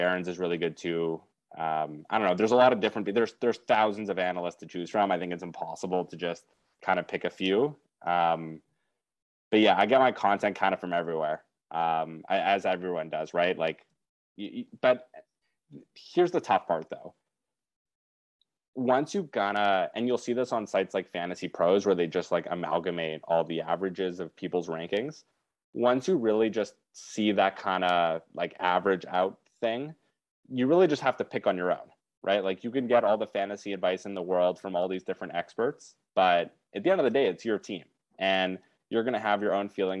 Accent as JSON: {"language": "English", "country": "Canada", "tie": "born or raised there", "said": "Growing up in Canada"}